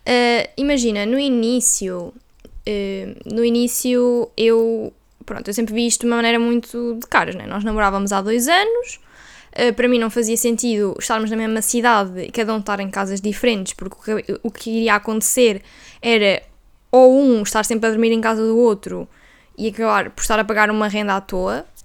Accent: Viseu, Centro, Portugal; moved away as an adult; now in Porto, Portugal; nós somos de Viseu, não é? E depois nós vinhamos estudar na universidade

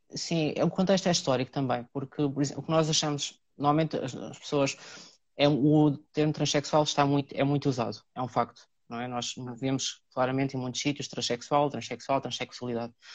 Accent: Cartaxo, Santarém District, Portugal; moved away as an adult; now in Lisbon, Portugal; sou natural do Cartaxo, vim para Lisboa na altura aos 18 anos para estudar, cá fiquei

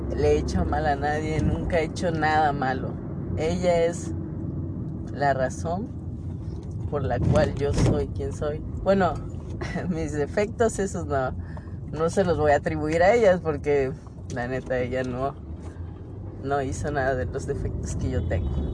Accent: Mexico; Nacimos en México

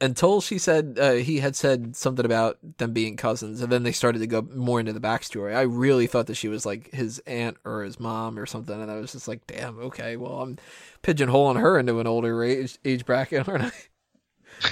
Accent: United States; I'm American.

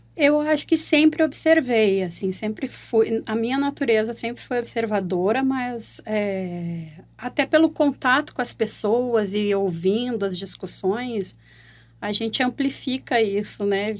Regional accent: Porto Alegre, Rio Grande do Sul, Brazil; accent: gaúcho; eu estou falando de Porto Alegre, sou gaúcha

